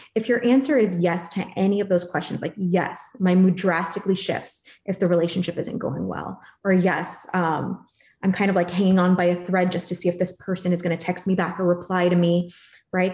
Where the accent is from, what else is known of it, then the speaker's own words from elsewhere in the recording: Philippines; I'm Filipino